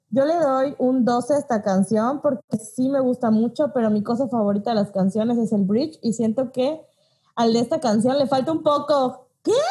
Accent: Mexico; Y a la gente que nos escucha en otros países que no son el nuestro, que somos de México

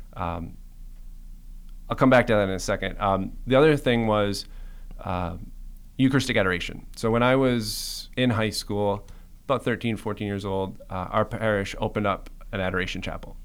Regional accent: Cayman Islands; moved away; also born or lived in Michigan; I'm originally from the Cayman Islands

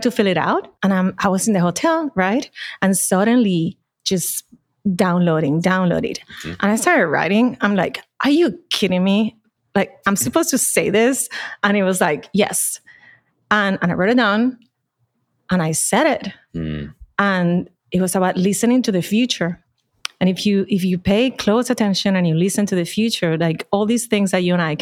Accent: Puerto Rico; accent: Puerto Rican; moved away; I'm from Puerto Rico, the accent tells it, but I've been away from Puerto Rico for a long time by choice.

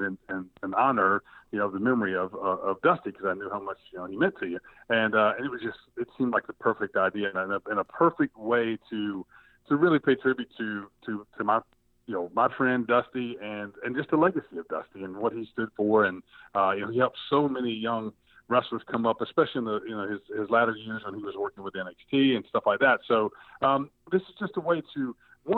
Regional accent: South Georgia, United States; Growing up in South Georgia

